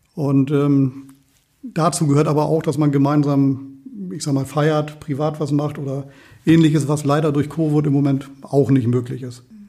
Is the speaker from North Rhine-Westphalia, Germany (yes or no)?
no; Walsrode, Lower Saxony, Germany; gebürtiger Walsroder